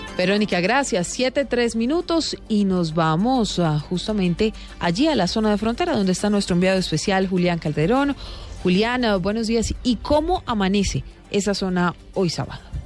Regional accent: Cúcuta, Norte de Santander, Colombia; now in Punto Fijo, Venezuela; soy de Cúcuta, pero hace muchos años migré para allá, para Venezuela

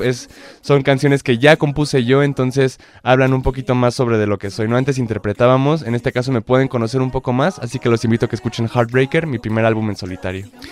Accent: Mexico; yo como mexicano

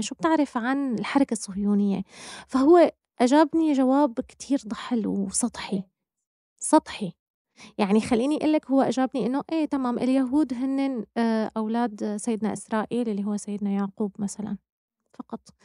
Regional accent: Damascus, Damascus Governorate, Syria; نحن بدمشق يعني أنا ححكي عن بلدي طبعا أنا بدمشق أنا كنت لما حتى أشوف مثلا كان عندي صديقة بالمدرسة

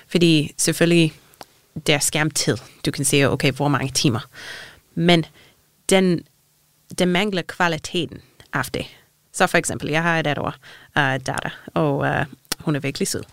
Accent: Canada; Danish is a second language; moved away as an adult; now in Denmark; jeg er ikke dansker, jeg kommer fra Canada, så mine forældre er i Canada.

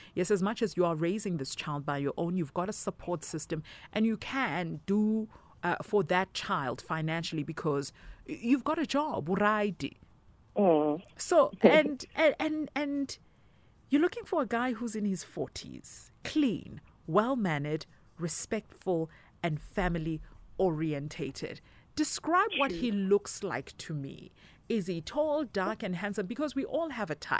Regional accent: Soweto, Gauteng, South Africa; I'm from Diepkloof, Zone 5

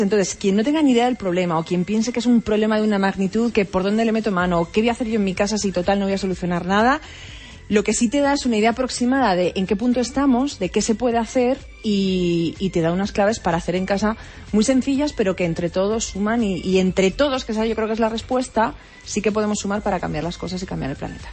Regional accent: Almería, Andalusia, Spain; yo soy de playa, soy de mar, soy de Almería

